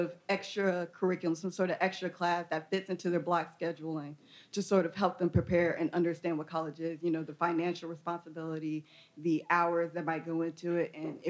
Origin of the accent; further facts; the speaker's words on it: Atlanta, Georgia, United States; moved away as an adult; now in Austin, United States; I myself am not like a Texas native. I come all the way from Atlanta, Georgia.